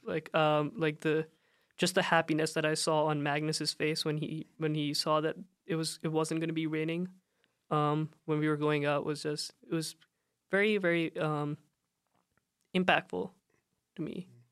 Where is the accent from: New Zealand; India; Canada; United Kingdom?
India; I come from, uh, I'm from India